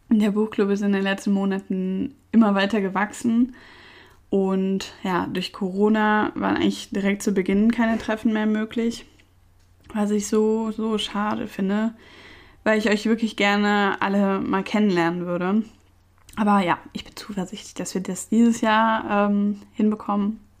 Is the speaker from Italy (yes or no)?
no; Cologne, North Rhine-Westphalia, Germany; born there; Ich bin in Köln geboren